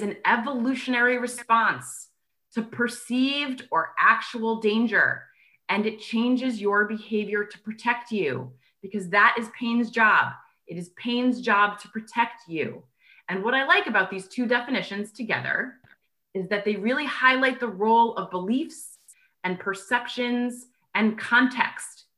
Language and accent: English; New York, United States; I am a New Yorker natively, so I talk really fast